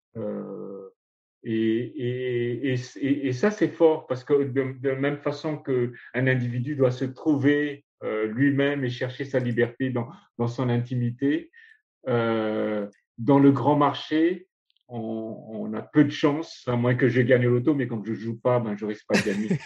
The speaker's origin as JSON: {"language": "French", "country": "Madagascar", "first_language": "Malagasy", "second_language": "French", "said": "ma langue maternelle, c'est le malgache"}